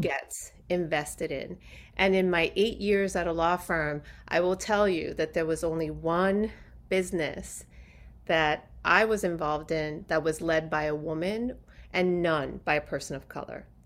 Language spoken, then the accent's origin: English; New York City, New York, United States; also born or lived in Puerto Rico; I was born in New York City